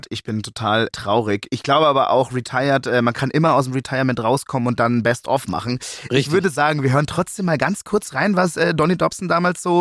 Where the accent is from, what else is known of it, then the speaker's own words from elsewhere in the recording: Munich, Bavaria, Germany; ich identifiziere mich auch als Münchner ganz stolz.